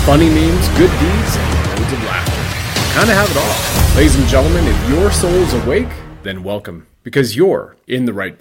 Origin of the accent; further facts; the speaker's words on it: Canada; moved away as an adult; also born or lived in United States; as a Canadian who's also lived 20 roughly years of his adult life in America